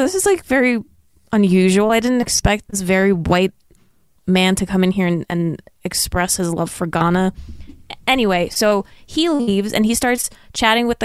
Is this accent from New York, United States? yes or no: yes; New York, United States; we're from New York